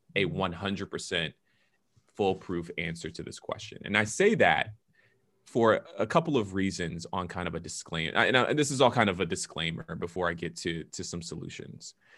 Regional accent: Atlanta, Georgia, United States; now in Washington, D.C., United States; I am originally from Atlanta, Georgia, but I am a pastor in the Washington, D C area

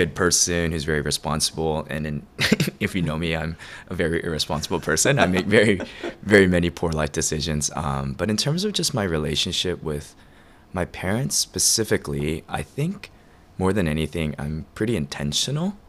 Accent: Atlanta, Georgia, United States; also born or lived in Korea; now in Chicago, United States; Atlanta's been kind of home for as long as I can remember

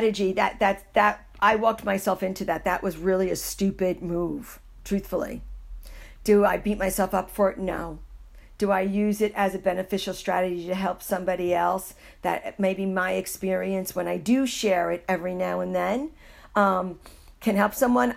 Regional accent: New York City, New York, United States; moved away; also born or lived in Iowa; I was born and raised in New York City

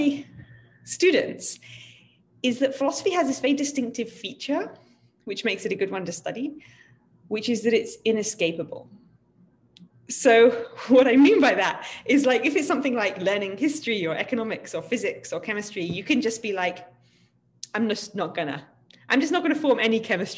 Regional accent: United Kingdom; I'm from Britain

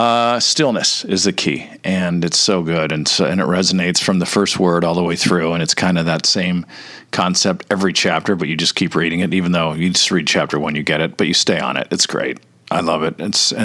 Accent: Orange County, California, United States; also born or lived in Toledo, Ohio; I was raised in private Catholic schools in Orange County

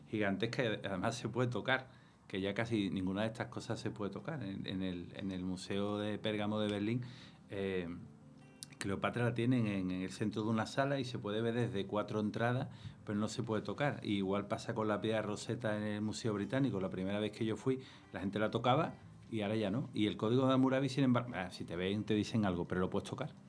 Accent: Andalusia, Spain; soy andaluz

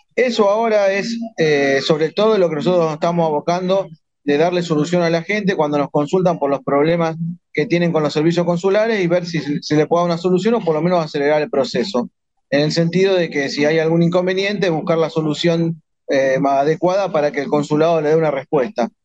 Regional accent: Rosario, Santa Fe, Argentina; Yo nací en la zona norte de Rosario, en Alberdi

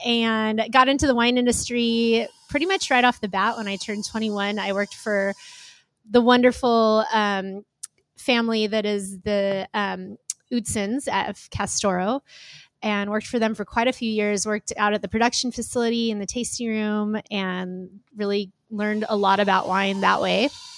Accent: Ventura, California, United States; moved away as an adult; When I was going to college, I moved up from Ventura, and Ventura was still a pretty small little beach town, which it's not anymore.

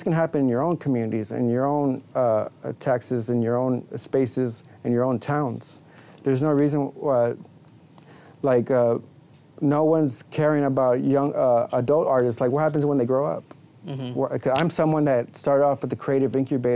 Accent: Hidalgo, Texas, United States; also born or lived in Houston, Texas; I was primarily raised with my friends in Las Milpas, which is a small section in Hidalgo.

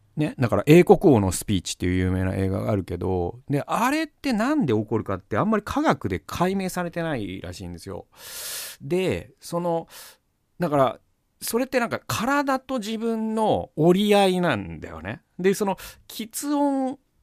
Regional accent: Gamagori, Aichi, Japan; 僕のね、故郷の蒲郡にもあるんですけど

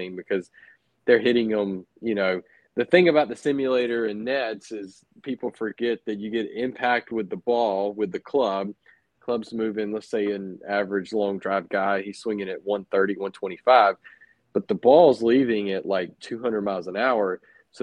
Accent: Cottondale, Florida, United States; I grew up in the Panhandle of Florida

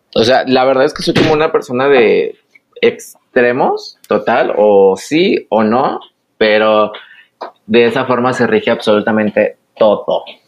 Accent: Michoacán, Mexico; moved away as an adult; now in Guadalajara, Mexico; soy del estado de Michoacán.

